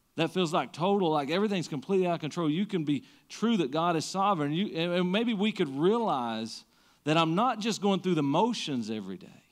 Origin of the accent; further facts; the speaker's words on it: Siegersville, Kentucky, United States; I grew up in Siegersville.